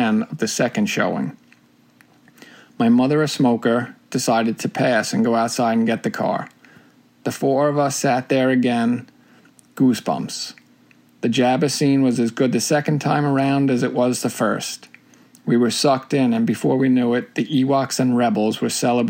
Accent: New York, United States; born or raised there

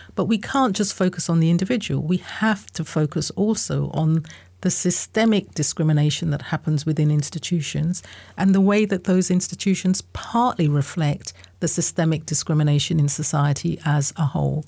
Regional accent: Southeast London / Kent borders, South East England, United Kingdom; born or raised there; also born or lived in Guyana / United States

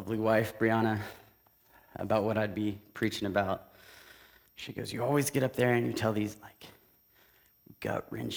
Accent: Tulsa, Oklahoma, United States; also born or lived in Kansas City; I grew up in Tulsa my entire life

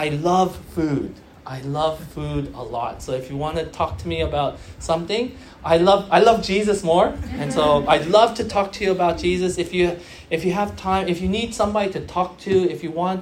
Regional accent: United States; now in Sydney, Australia; I'm from the U.S.

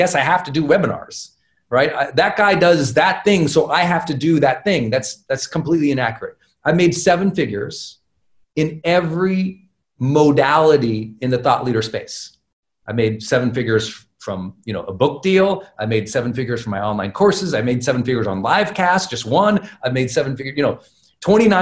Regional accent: Montana, United States; I'm a kid from Montana

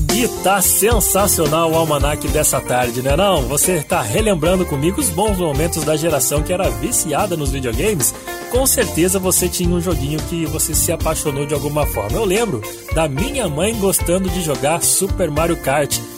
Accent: Guaratinguetá, São Paulo, Brazil; sou de Guaratinguetá

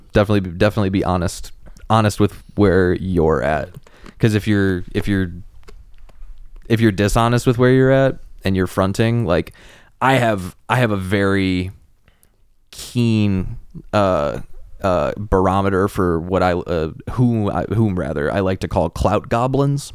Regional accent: Cleveland, Ohio, United States; now in Chicago, United States; Cleveland, we're both from Cleveland

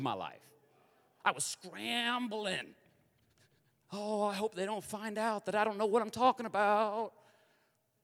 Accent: Kansas, United States; I'm from Kansas

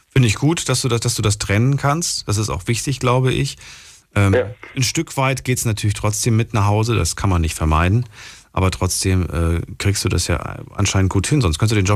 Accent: Ludwigshafen, Rhineland-Palatinate, Germany; Also ich bin Ludwigshafen.

